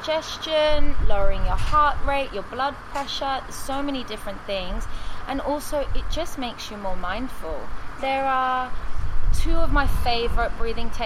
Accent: England, United Kingdom; now in Phuket, Thailand; from England, but half Sicilian as well

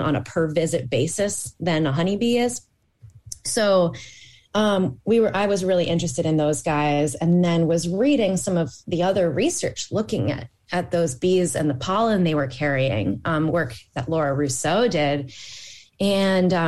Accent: upstate New York, United States; I grew up in upstate New York too

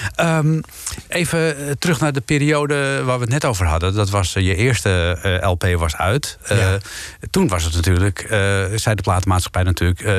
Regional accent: Amsterdam, North Holland, Netherlands; als Amsterdammer

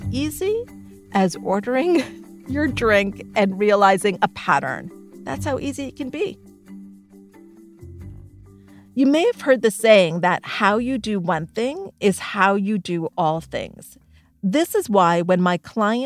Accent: Thornhill, Ontario, Canada; we grew up in Thornhill, Ontario, and our family was middle class

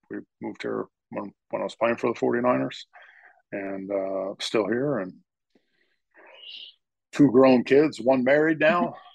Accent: Norristown, Pennsylvania, United States; moved away as an adult; also born or lived in Los Angeles, California / Minnesota / Pittsburgh, Pennsylvania; I grew up in Norristown, Pennsylvania, uh, suburb of Philadelphia.

